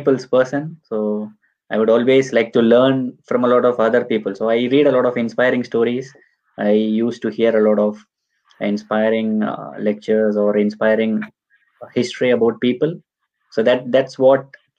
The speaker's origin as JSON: {"language": "English", "region": "Tamil Nadu", "country": "India", "moved": "yes", "lives_now": "Munich, Germany", "said": "I'm from Tamil Nadu, so we have a small community here in Munich."}